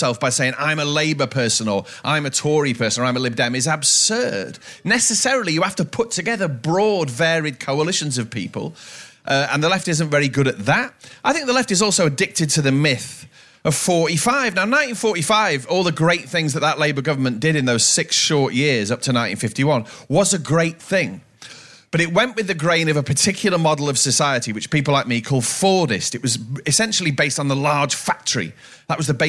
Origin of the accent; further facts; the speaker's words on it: Cheshire, North West England, United Kingdom; moved away; I come from, it's not a place, but they gave the constituency the name Tatton. Tatton comprises now the towns of Wilmslow. This is all in Cheshire